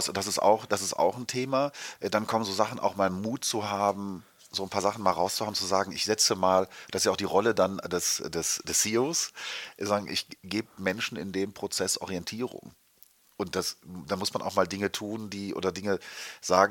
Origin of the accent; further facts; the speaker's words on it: Germany; wir als Deutsche